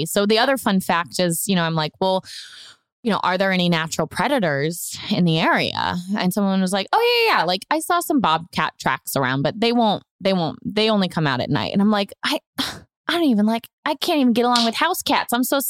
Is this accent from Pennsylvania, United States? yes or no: no; Houston, Texas, United States; born there; also born or lived in Atlanta / Memphis / Orlando; I grew up moving a lot, too. I was born in Houston. We lived in Atlanta. We lived in Memphis, Tennessee. We settled in Orlando.